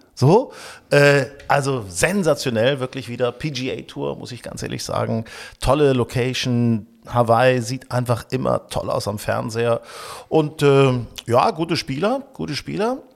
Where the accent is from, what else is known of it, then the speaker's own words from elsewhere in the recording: Hanover, Lower Saxony, Germany; now in Hamburg, Germany; ich war jetzt äh, in Hannover, meiner alten Heimat